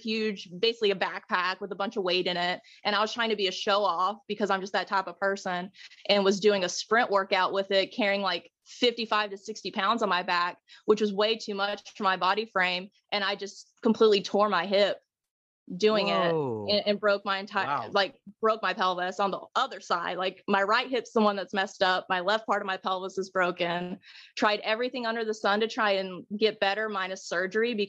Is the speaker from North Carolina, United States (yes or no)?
yes; Hickory, North Carolina, United States; accent: Southern drawl; moved away as an adult; also born or lived in Orlando, Florida; now in Tennessee, United States; whenever I was 9, we moved up to small town North Carolina near Hickory, Lenore area. Okay. And I consider that my hometown. Got that Southern drawl now